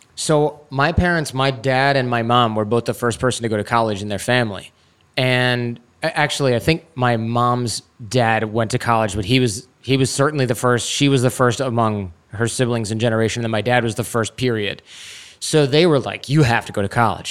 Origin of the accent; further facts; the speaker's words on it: Troy, Michigan, United States; I grew up in Troy, Michigan